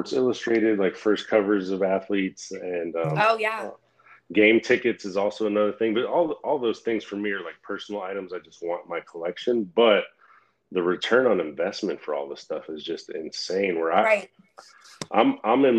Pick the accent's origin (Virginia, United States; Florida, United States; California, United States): Florida, United States; Flagler Beach; that's where I grew up, is right there